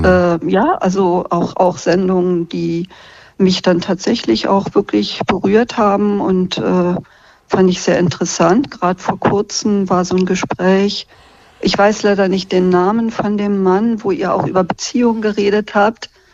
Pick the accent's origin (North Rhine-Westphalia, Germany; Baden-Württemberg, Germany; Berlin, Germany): Berlin, Germany; ich bin Urberlinerin, Westberlinerin.